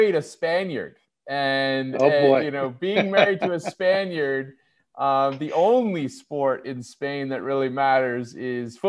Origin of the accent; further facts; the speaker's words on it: United States; as an American